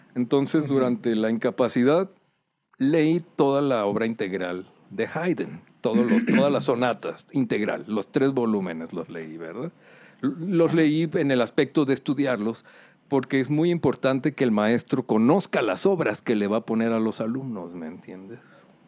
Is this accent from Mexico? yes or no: yes; Culiacán, Sinaloa, Mexico; Yo soy originario de Culiacán, Sinaloa